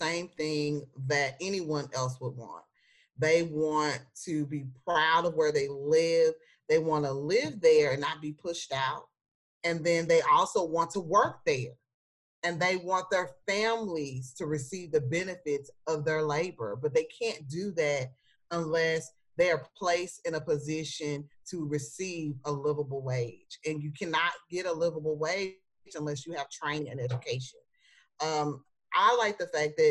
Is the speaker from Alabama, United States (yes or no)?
no; Dallas, Texas, United States; I'm from Dallas. I'm from Oak Cliff. So I'm a proud native of Oak Cliff